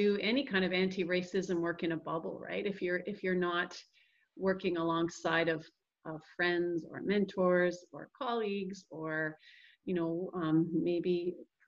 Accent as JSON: {"language": "English", "region": "Ontario", "country": "Canada", "said": "I'm from Ontario"}